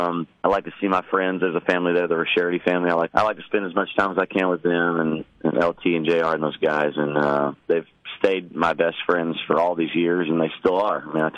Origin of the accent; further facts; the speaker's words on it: Jackson, Missouri, United States; moved away; also born or lived in Cape Girardeau, Missouri; I'm a proud Southeast Missourian, and I spent 50% of my childhood in Cape Girardeau and Jackson and all the surrounding areas.